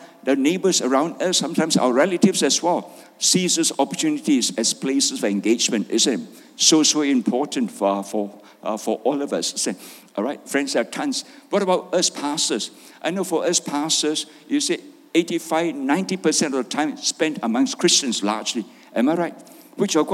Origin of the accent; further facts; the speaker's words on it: Malaysia; My wife is Doris. I'm a pastor from Malaysia